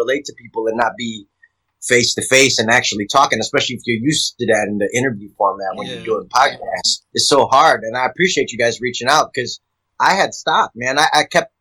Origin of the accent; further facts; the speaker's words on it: Chicago, Illinois, United States; moved away; I grew up in Chicago